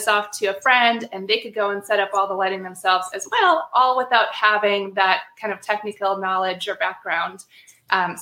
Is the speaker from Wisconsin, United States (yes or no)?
yes; Wisconsin, United States; moved away; also born or lived in Maryland; it would take place in Wisconsin, my hometown.